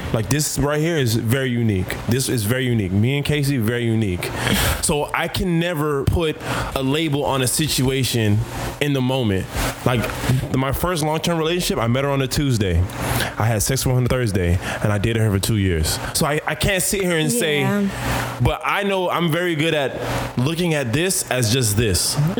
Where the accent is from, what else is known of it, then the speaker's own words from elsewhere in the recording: Jamaica; And me being Jamaican, not trying to, I'm trying to be a better version of me, not be in my homophobic, ignorant ways and be that Jamaican.